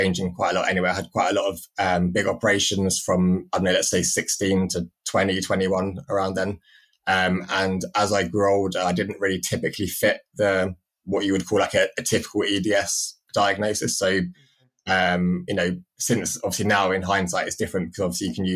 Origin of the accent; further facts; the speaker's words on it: London, United Kingdom; also born or lived in Cambridge; I had no choice where I grew up. I was just lucky that I was born in London, lived in Cambridge